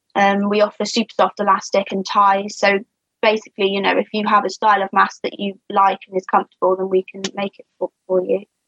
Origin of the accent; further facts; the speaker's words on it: Shropshire, West Midlands, United Kingdom; I'm from Shropshire. I'm the ….